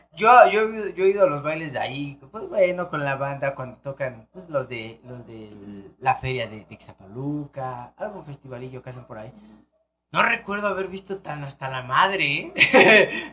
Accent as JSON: {"language": "Spanish", "town": "Ixtapaluca", "region": "State of Mexico", "country": "Mexico", "said": "soy de Iztapaluca"}